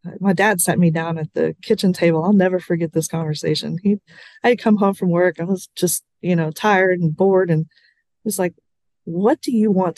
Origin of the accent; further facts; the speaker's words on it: Midland, Texas, United States; moved away as an adult; also born or lived in Alpine, Texas; I am from Midland, Texas